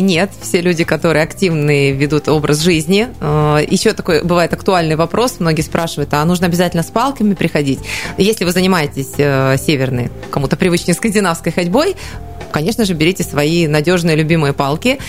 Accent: Siberia, Russia; also born or lived in Krasnoyarsk; мы, естественно, сибиряки

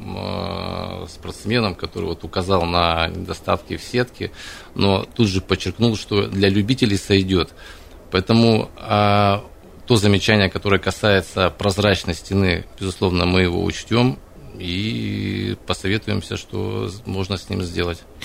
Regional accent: Krasnoyarsk, Krasnoyarsk Krai, Russia; я сам красноярец. Я родился и вырос в Зеленой Роще

